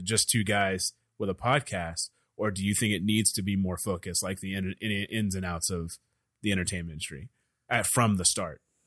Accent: Dallas, Texas, United States; I'm from Dallas

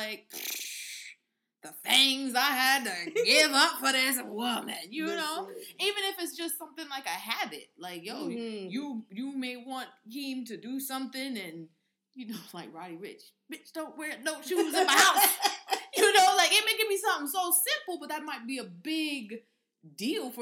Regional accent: New York, United States; I'm from New York. My family's in New York

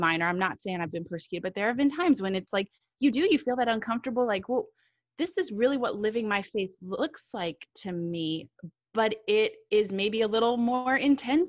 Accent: United States; being white, being American

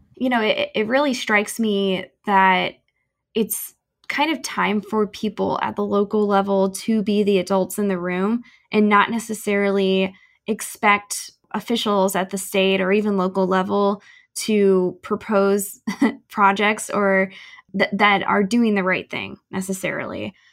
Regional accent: St. Louis, Missouri, United States; moved away; I am originally from St. Louis, um, and or the St. Louis Metro rather

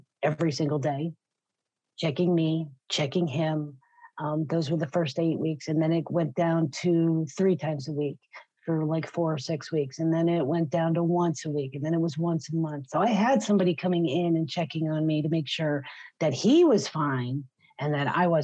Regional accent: Pennsylvania, United States; we grew up in Pennsylvania

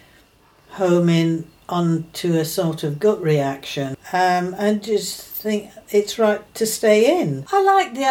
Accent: United Kingdom; we are a multicultural little island

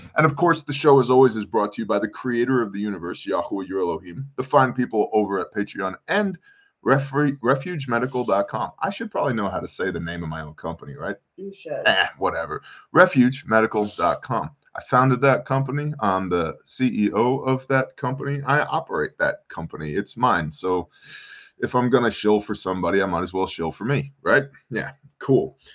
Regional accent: United States; I'm an American. I live here

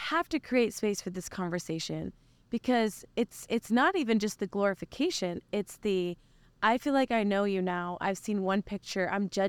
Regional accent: Oklahoma, United States; so I was born and raised in Oklahoma.

